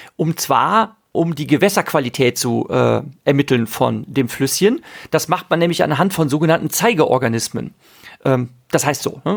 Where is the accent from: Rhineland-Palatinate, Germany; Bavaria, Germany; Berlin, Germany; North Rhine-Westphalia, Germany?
Rhineland-Palatinate, Germany; Ahr valley; zur Ahr, da komme ich her, ich bin im Ahrtal aufgewachsen